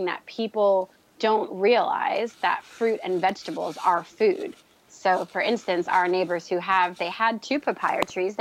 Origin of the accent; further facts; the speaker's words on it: Tampa, Florida, United States; moved away as an adult; also born or lived in New York; now in London, United Kingdom; moved to Florida when I was 10. So I say I was raised here. Florida is my home